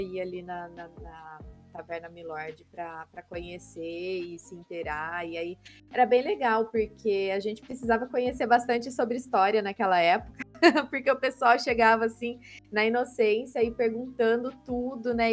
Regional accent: Campinas, São Paulo, Brazil; sou de Campinas, São Paulo, mas metade do meu coração é cearense porque meu pai nasceu e cresceu em Fortaleza

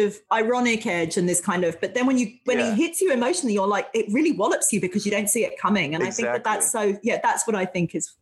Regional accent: London, United Kingdom; moved away; I was born in London, in England

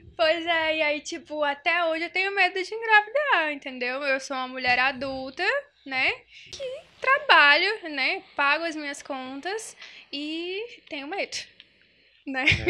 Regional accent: União, Brazil; eu sou do interior, né? Sou de União, pra quem não sabe.

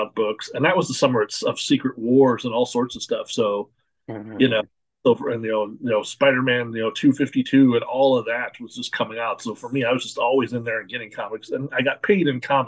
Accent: Portland, Oregon, United States; I grew up in outside of Portland, Oregon

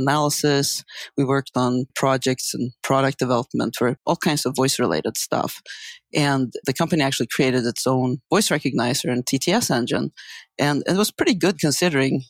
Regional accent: Sweden; moved away as an adult; also born or lived in San Diego, United States; now in United States; I grew up in Sweden in a very sort of language-interested family.

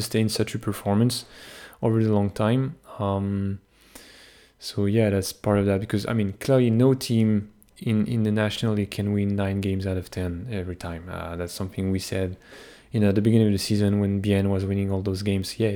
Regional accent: Canada; I'm just Canadian

